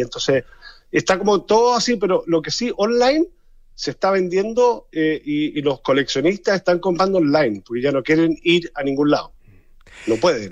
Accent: Chile; now in Germany; porque soy chileno y porque estoy siempre, he estado toda mi vida rodeado con el mundo del arte en Chile

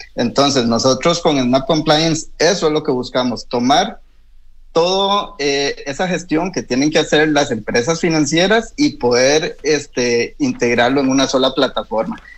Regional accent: Costa Rica; now in Chile; Yo soy de Costa Rica

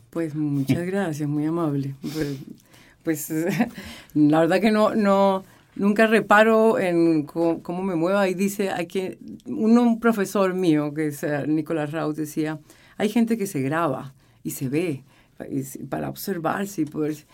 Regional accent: Colombia; moved away as an adult; now in Chile; había vivido en mi país

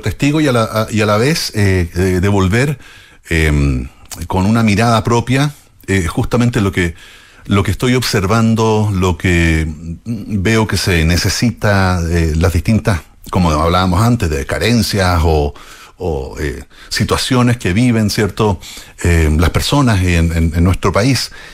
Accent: Chile; como chilenos

